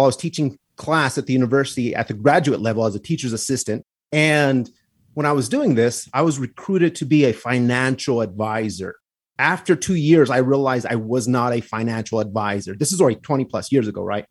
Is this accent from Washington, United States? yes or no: no; Santa Fe, New Mexico, United States; I'm from Santa Fe, New Mexico